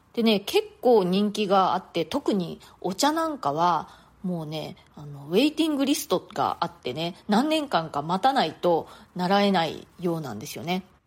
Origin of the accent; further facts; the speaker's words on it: Japan; moved away as an adult; now in New York, United States; 日本で育った日本人